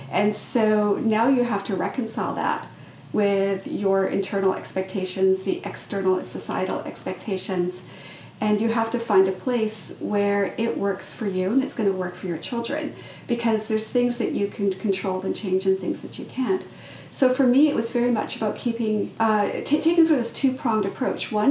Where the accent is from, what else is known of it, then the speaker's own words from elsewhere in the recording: British Columbia, Canada; also born or lived in England / South Africa; I was originally from England. We moved to South Africa. We moved back to England. Then we moved to Canada. And then once we were in Canada, uh, when I was in about grade two, we picked up and moved to this small northern community in northern British Columbia.